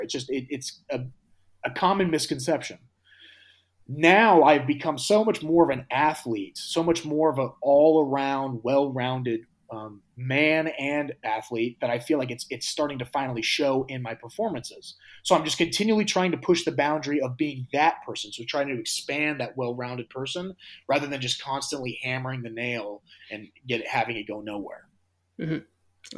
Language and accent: English; United States; I am from America